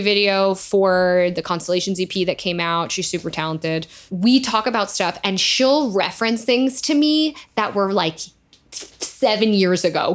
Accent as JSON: {"language": "English", "region": "New York", "country": "United States", "said": "I'm from there"}